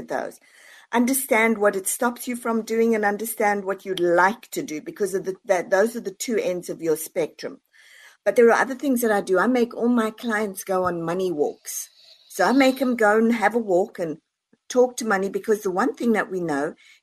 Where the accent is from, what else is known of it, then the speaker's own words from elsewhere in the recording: South Africa; now in United States; born and raised in South Africa, moved over to the US.